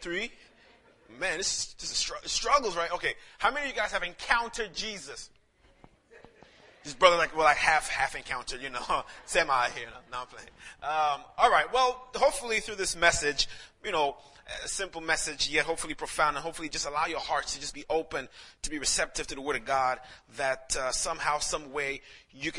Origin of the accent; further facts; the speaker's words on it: St. Lucia; moved away; I'm actually from St. Lucia, the Caribbean